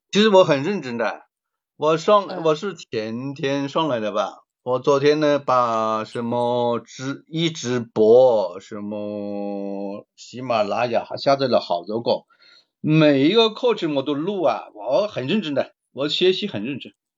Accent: Guangdong, China; accent: Cantonese-accented Mandarin; 我们是广东人嘛，可能嗯。普通话说得不怎么标准，广普可能就不太好

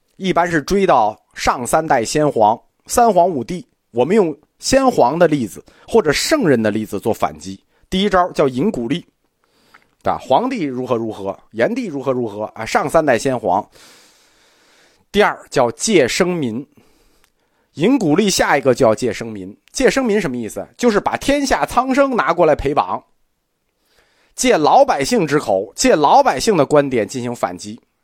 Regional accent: China; 我们中国人

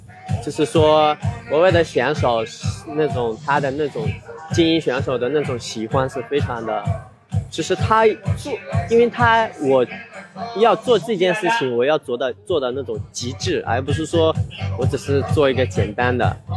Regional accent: China; 这种能量爆发出来，然后让他们看到我们中国人也可以做。

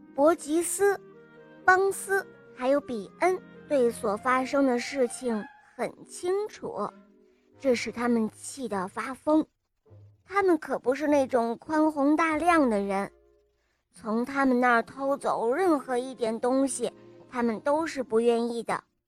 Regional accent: Yanbian, Jilin, China; 我七岁了，我来自吉林延边

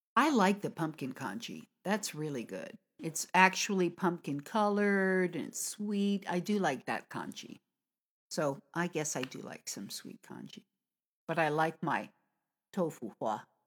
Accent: United States; from America

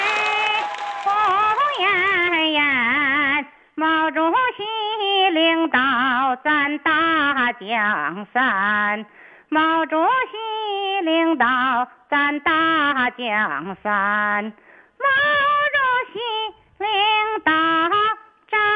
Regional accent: Shenyang, Liaoning, China; 我是沈阳的，离新民近。

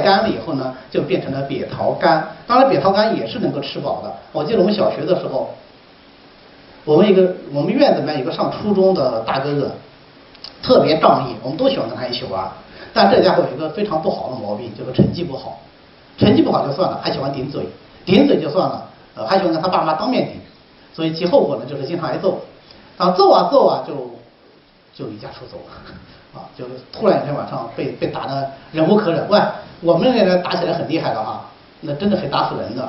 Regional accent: Hubei, China; now in Hangzhou, China; 我的老家鱼米之乡也是产河化的地方，我们那地方产的藕叫贡藕

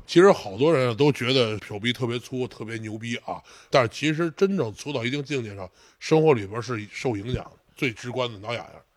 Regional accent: China; 我中国人

